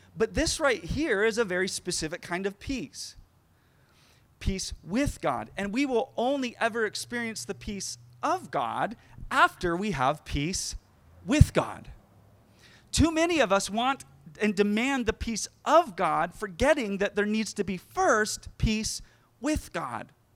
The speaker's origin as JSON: {"language": "English", "town": "Sacramento", "region": "California", "country": "United States", "tie": "born or raised there", "said": "I grew up in the Sacramento area"}